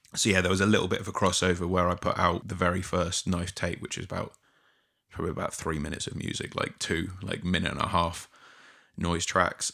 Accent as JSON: {"language": "English", "town": "Poole", "region": "South West England", "country": "United Kingdom", "tie": "born or raised there", "moved": "yes", "lives_now": "Brighton, United Kingdom", "said": "I grew up on the south coast, but in a different part of the south coast. So I was born in Poole, which is a small small town just outside of Bournemouth"}